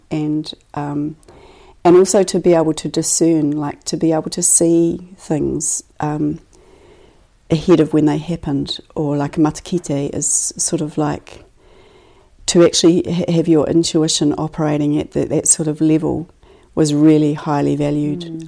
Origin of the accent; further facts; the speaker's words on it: Christchurch, Canterbury, New Zealand; raised in Christchurch and I grew up in Riccarton and um, near Dean's Bush